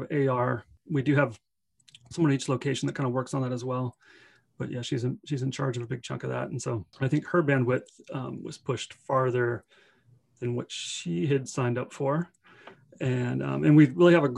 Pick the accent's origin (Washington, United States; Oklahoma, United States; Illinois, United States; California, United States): Washington, United States; Redmond; we went back to Redmond, which is my hometown